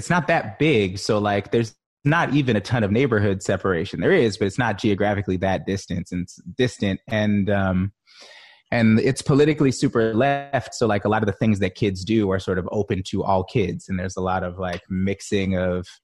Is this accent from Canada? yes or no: no; Oakland, California, United States; growing up in Oakland